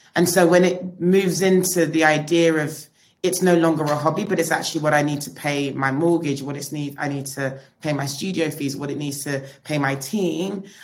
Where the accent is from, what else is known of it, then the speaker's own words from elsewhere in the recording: London, United Kingdom; We're British, we're like born in London, but we are, we aren't from London, you know, we're, we're British Nigerian